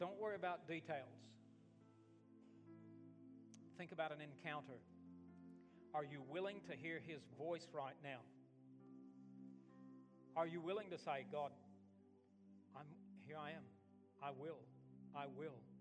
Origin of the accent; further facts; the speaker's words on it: Alabama, United States; moved away as an adult; also born or lived in Australia; I was from Alabama